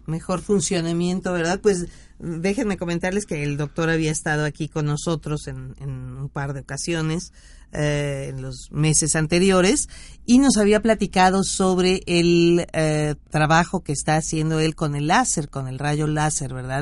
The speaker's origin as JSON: {"language": "Spanish", "region": "Veracruz", "country": "Mexico", "said": "en, en, mi tierra veracruzana"}